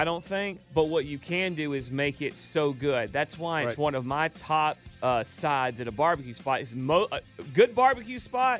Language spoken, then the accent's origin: English; the South, United States; I've eaten my share growing up in the South